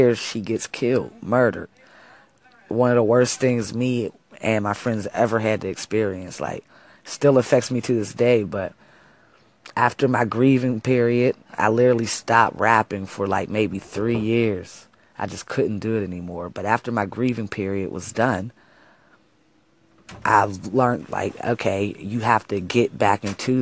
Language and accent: English; Wilkinsburg, Pennsylvania, United States; also born or lived in Pittsburgh, Pennsylvania; I'm from Wilkinsburg, though. Wilkinsburg is my hometown